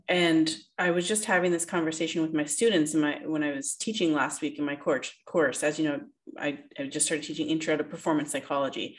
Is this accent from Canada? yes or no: yes; Canada; we, Canadians, as a Canadian